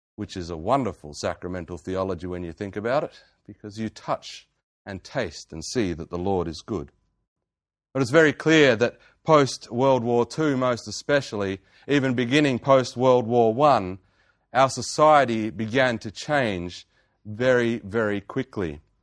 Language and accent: English; Geraldton, Western Australia, Australia; my hometown in Geraldton